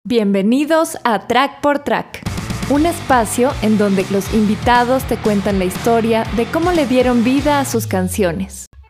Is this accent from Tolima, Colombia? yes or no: no; Valle del Cauca, Colombia; moved away; also born or lived in Venezuela; mi tierra natal, o sea, que es el Valle del Cauca